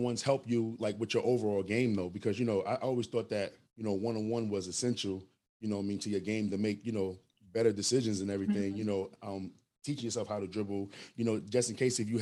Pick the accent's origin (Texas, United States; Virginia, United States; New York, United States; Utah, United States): New York, United States; New York City; now in the South, United States; I'm from New York City, but even though I'm down in the South right now, but I'm from New York City